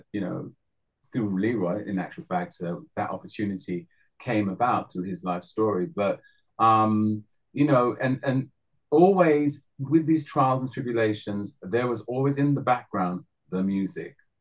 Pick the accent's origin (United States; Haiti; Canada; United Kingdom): United Kingdom; London; I'm the one from North London.